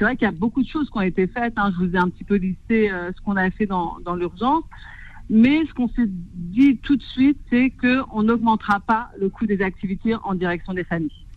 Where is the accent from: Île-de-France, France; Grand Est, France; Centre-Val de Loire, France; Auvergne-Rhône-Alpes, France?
Île-de-France, France; Clichy-sous-Bois; born or raised there